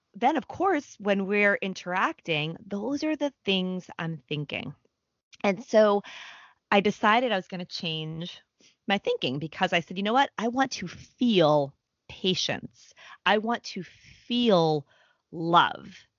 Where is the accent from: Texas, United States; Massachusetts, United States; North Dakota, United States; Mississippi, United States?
Massachusetts, United States; Boston; now in New York, United States; I'm from the Boston area. I live in New York.